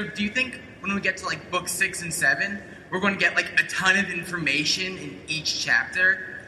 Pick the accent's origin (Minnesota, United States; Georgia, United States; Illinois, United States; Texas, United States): Georgia, United States; I'm from Georgia.